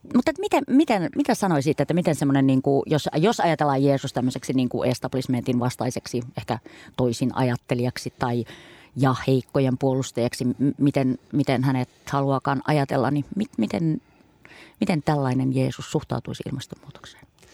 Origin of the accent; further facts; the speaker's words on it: Kuusamo, North Ostrobothnia, Finland; mä oon Kuusamosta kotosi